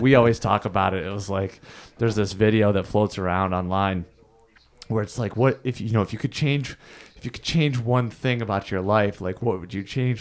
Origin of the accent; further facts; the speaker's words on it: Thousand Islands, New York, United States; I grew up in the Thousand Islands